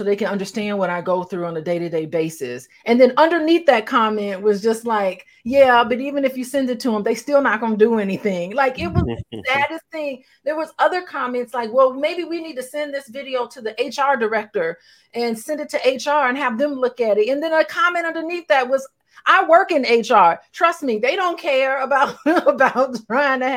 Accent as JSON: {"language": "English", "town": "Gary", "region": "Indiana", "country": "United States", "tie": "born or raised there", "also_born_or_lived": "Tuskegee, Alabama", "moved": "yes", "said": "growing up in Gary, Indiana and Tuskegee"}